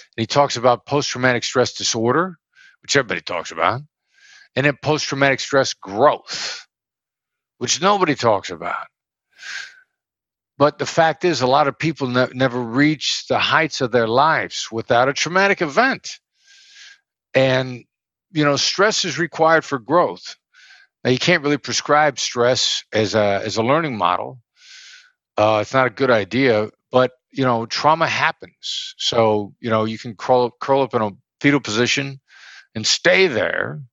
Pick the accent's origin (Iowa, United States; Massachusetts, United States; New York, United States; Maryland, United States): Iowa, United States; moved away; I'd never been anywhere. I grew up in Iowa